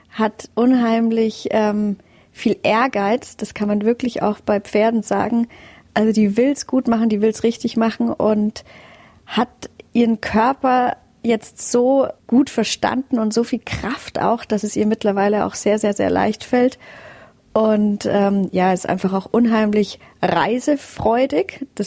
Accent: Aubenhausen, Bavaria, Germany; also born or lived in Fürstedt; Also bis zu meinem siebten Lebensjahr haben wir in Fürstedt, im Stadtrand von Rosenheim, gelebt, ehe wir dann tatsächlich nach Aubenhausen gezogen sind

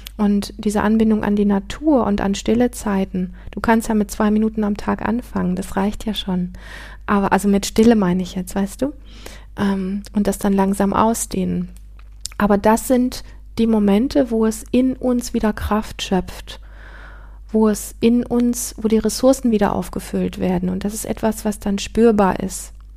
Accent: Northern Germany, Germany; moved away as an adult; meinen Heimatort verlassen. Ich bin mit 19 von, ähm, vom nördlichen Teil Deutschlands in den südlichen Teil gezogen

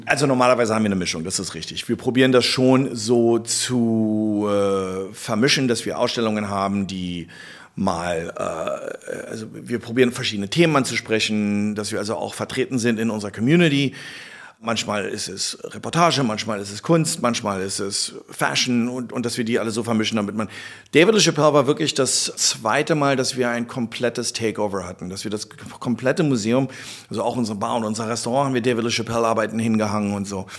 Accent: Berlin, Germany; wir sind Berliner

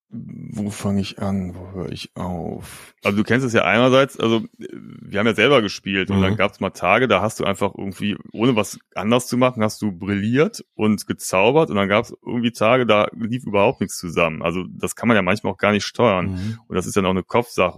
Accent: Cologne, North Rhine-Westphalia, Germany; bei uns in Köln-Ehrenfeld mhm. oder Neu-Ehrenfeld

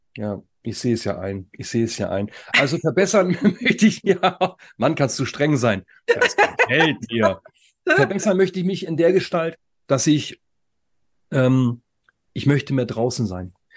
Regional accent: the North, Northern Germany, Germany; wir sind aus dem Norden

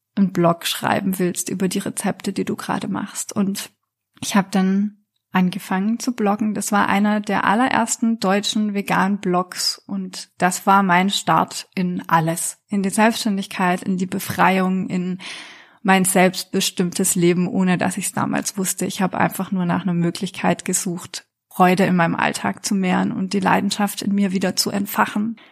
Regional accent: France; now in Germany; Ich bin in Frankreich aufgewachsen

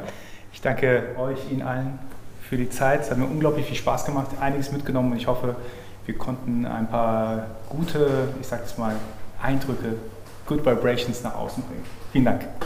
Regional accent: Iran; now in Germany; Ich bin aus dem Iran

